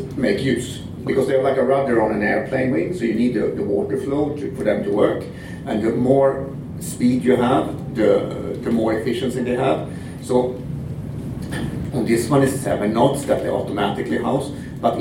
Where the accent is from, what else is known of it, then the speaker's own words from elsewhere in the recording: Sweden; accent: Swedish; moved away as an adult; now in Kelowna, Canada; I'm Swedish, as you can hear from this beautiful singing accent.